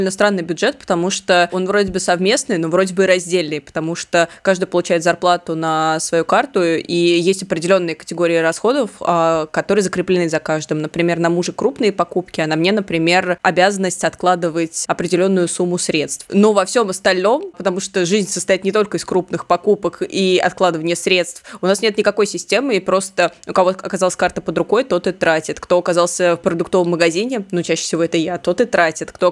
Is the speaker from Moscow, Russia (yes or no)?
no; Samara, Samara Oblast, Russia; И, кстати, вот интересный факт а, Самаре, откуда я родом, коммунальщики придумывали такую довольно странную инициативу для должников.